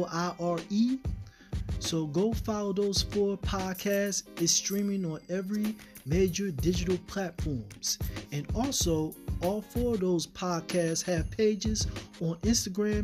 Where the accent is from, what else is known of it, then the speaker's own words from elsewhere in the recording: Philadelphia, Pennsylvania, United States; Philadelphia, Pennsylvania, which is where I am from